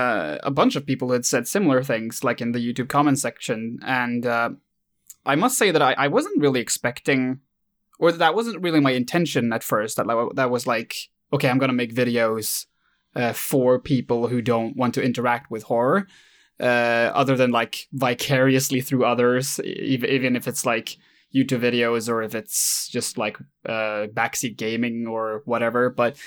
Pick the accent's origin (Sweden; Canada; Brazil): Sweden; English is a second language; I did this in Swedish, since, surprise, I'm Swedish.